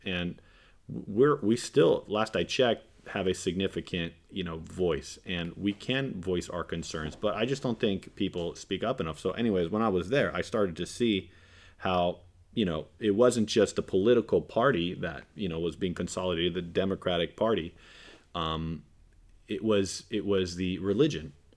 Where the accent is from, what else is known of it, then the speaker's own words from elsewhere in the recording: California, United States; I'm a Californian